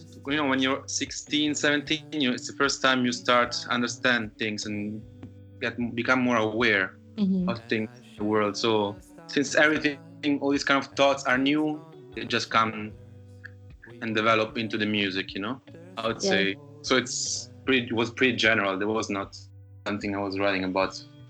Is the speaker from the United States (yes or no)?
no; Lisbon, Portugal; English is a second language; moved away as an adult; now in Berlin, Germany; I need some waves, I need some sun, I need some water, and I miss it because of coming from there, you know, here in Berlin, I'm in Germany since 8 years, and that's enough.